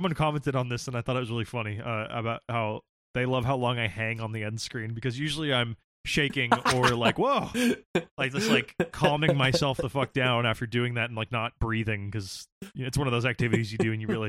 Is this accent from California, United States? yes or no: yes; Santa Barbara, California, United States; I'm from sucks. Santa Barbara, a town that lives in the shadow of Reagan money.